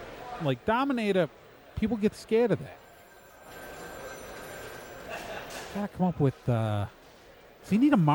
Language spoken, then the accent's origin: English; New Jersey, United States; I'm from New Jersey.